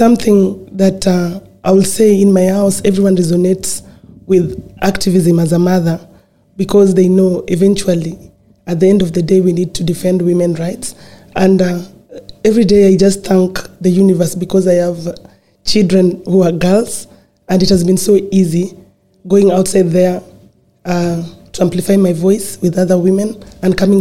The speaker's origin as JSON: {"language": "English", "region": "Nairobi", "country": "Kenya", "tie": "born or raised there", "said": "growing up in Kibera, it was not an easy journey"}